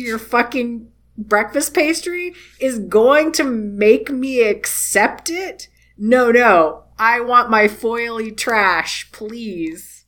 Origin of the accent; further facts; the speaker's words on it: United States; I'm a trashy American